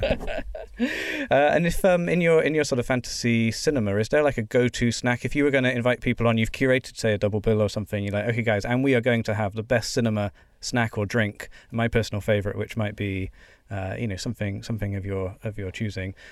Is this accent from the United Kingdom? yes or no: yes; United Kingdom; being British